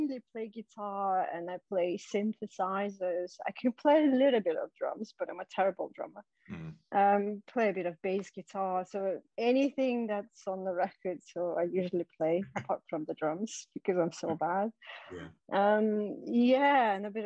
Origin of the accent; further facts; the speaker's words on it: Siberia, Russia; moved away; I'm originally from Siberia. So in Siberia, where I was at school, there was a school band